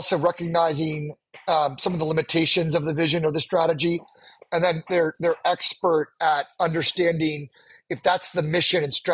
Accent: Washington, District of Columbia, United States; I was born and raised on the East Coast in Washington, D.C.

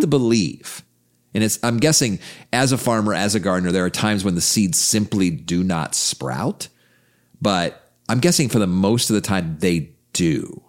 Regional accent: United States; being a f, American

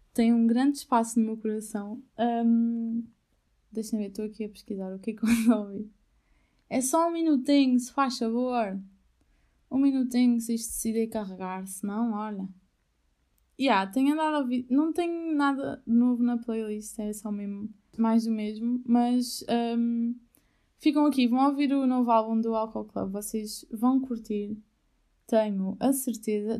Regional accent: Albufeira, Algarve, Portugal; moved away as an adult; also born or lived in Aveiro; Albufeira, para mim, eh, tem um lugar, ó, primeiro de tudo é a minha casa, foi onde eu nasci

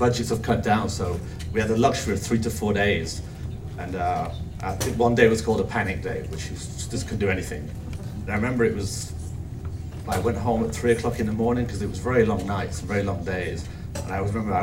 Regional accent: Cheshire, North West England, United Kingdom; moved away as an adult; also born or lived in Manchester / London / New York; I was brought up in a small town in Cheshire.

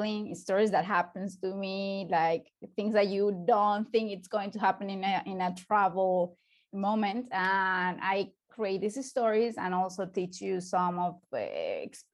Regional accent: Barinas, Venezuela; English is a second language; moved away as an adult; also born or lived in Caracas, Venezuela; now in Santiago, Chile; I lived in Venezuela. I was born in Barinas.

